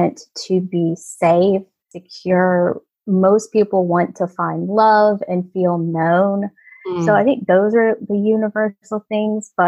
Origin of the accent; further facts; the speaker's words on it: Mississippi, United States; moved away as an adult; also born or lived in Ohio / Kentucky; I moved away from my hometown a month after I turned 18. And I moved from Mississippi to Ohio